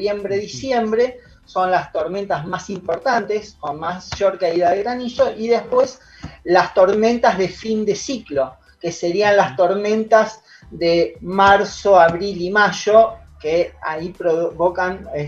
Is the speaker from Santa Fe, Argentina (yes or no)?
yes; Venado Tuerto, Santa Fe, Argentina; now in Rosario, Argentina; yo soy oriundo de Venado Tuerto, pero estoy radicado en, Rosario.